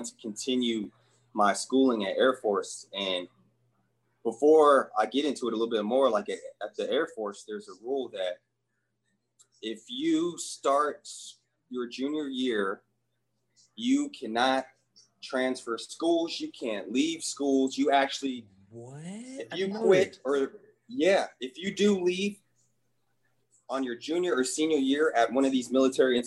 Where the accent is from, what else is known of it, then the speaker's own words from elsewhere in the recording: Colorado, United States; I grew up in Colorado